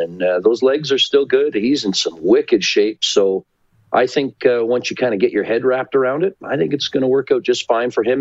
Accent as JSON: {"language": "English", "town": "Port Dover", "region": "Ontario", "country": "Canada", "tie": "born or raised there", "moved": "yes", "lives_now": "Calgary, Canada", "said": "Southern Ontario, my hometown. We are on the shores of Lake Erie in a great little town of Port Dover, Port Ryerson"}